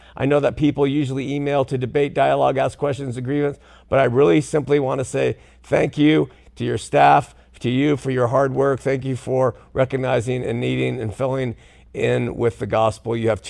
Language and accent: English; California, United States